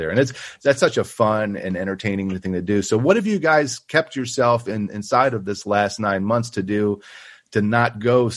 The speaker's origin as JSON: {"language": "English", "town": "Buffalo", "region": "New York", "country": "United States", "moved": "yes", "lives_now": "Austin, United States", "said": "I'm actually from Buffalo, New York"}